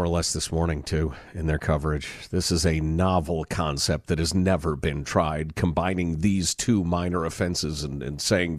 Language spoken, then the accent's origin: English; Portland, United States; now in abroad; There are way fewer crazies running around in the streets here, and I'm from Portland.